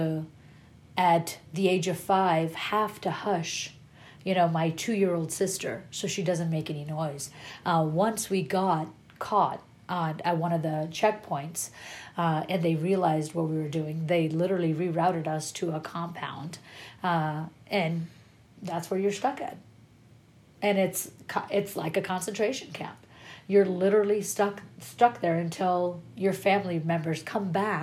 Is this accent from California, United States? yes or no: yes; Inglewood, California, United States; English is a second language; also born or lived in Kabul, Afghanistan / Apple Valley, California; I grew up in Inglewood. I grew up in Inglewood